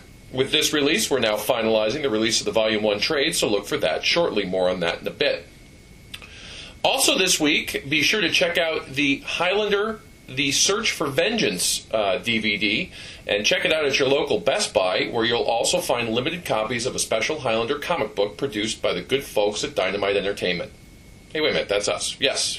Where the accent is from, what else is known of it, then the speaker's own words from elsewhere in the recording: Illinois, United States; moved away; my home state of Illinois